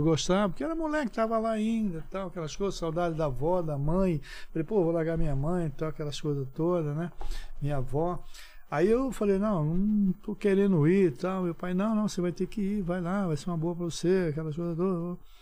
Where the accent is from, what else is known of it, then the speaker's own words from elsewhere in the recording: Olinda, Pernambuco, Brazil; moved away; also born or lived in Recife; Nasci em Recife, depois fui morar em Olinda. Mas desde moleque